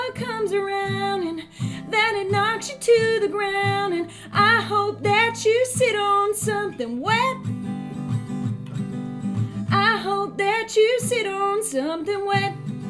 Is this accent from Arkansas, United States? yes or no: no; Florida, United States; also born or lived in Beacon / Harlem / Texas; now in Poughkeepsie, United States; I live in Poughkeepsie right now. I'm actually from Florida, but I lived in Beacon for 3 years. And then before that, I lived in Harlem. And then before that, I lived in Texas.